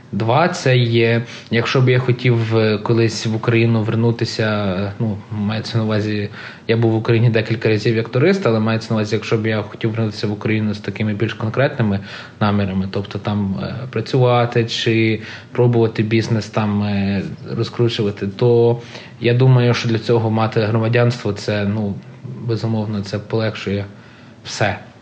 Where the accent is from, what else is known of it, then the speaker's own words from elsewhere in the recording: Canada; Я народився в Канаді. Я не можу скрити факт, що я канадець